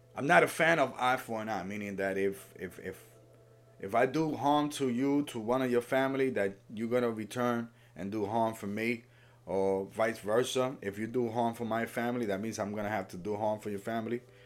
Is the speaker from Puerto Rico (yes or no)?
yes; Puerto Rico; I'm from Puerto Rico.